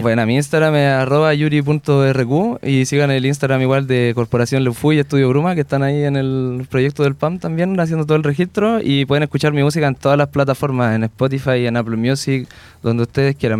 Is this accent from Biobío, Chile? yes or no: yes; Lota, Biobío, Chile; yo en mi caso empecé en Lota, que es la misma provincia de ellos, somos del Golfo de Arauco